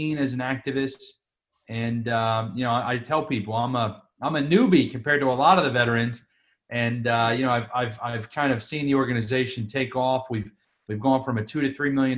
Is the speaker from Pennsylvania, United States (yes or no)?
yes; outside of Philadelphia, Pennsylvania, United States; I grew up outside of Philadelphia